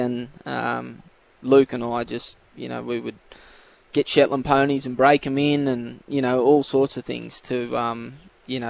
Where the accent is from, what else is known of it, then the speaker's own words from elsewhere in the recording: Coonabarabran?, New South Wales, Australia; now in Tamworth, Australia; grew up in Corindoi.